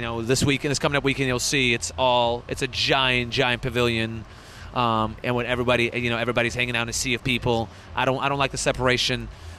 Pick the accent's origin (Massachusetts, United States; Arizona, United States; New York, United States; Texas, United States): Massachusetts, United States; Boston; now in Sacramento, United States; I came originally from Boston, which is a major metropolis, and I found my passion here in California, and I love Sacramento.